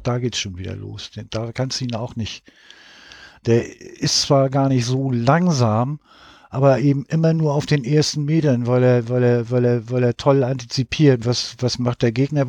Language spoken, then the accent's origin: German; Hamburg, Germany; ich komme aus Hamburg